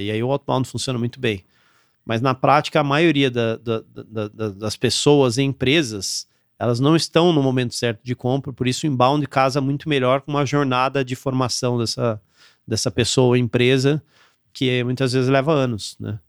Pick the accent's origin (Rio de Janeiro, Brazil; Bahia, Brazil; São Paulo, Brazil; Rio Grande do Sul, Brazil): São Paulo, Brazil; interior of; moved away as an adult; also born or lived in São José dos Campos / Campinas / Aparecida / Florianópolis, Santa Catarina; eu sou daqui do interior de São Paulo, então morei aqui minha vida toda. Eu nasci em São José dos Campos, morei em Campinas e morei em Aparecida